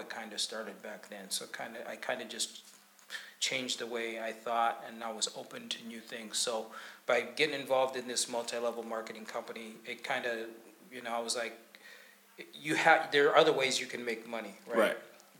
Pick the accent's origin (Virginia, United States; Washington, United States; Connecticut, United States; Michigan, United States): Washington, United States; Tacoma; also born or lived in Kampala, Uganda; So I was born in Kampala, Uganda. So my mom's Rwandan, my father's from the U.S., from Mississippi. And I was raised here in Tacoma, Washington. You know, I've lived here all my life. So, you know, I'm 52 now